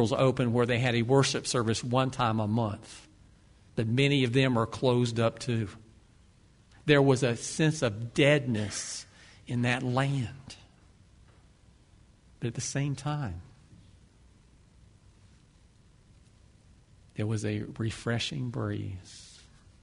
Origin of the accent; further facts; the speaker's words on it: Ocala, Florida, United States; I grew up in Ocala